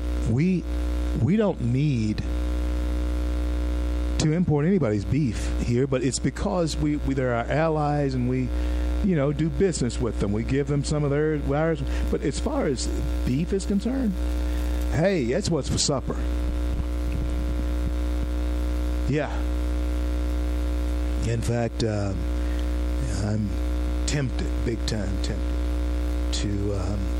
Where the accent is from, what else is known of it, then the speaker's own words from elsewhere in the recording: the South, United States; accent: Southern; Southerners, that's who we are. I'm a Southerner. I have an accent